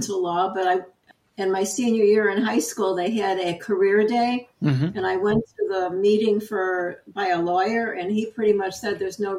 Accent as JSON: {"language": "English", "town": "Chicago", "region": "Illinois", "country": "United States", "also_born_or_lived": "Bloomington, Indiana", "moved": "yes", "lives_now": "Florida, United States", "said": "3 months older than Bob. We're both from Chicago originally, but we didn't meet in Chicago. We met in the first week of college at Indiana University in Bloomington, Indiana."}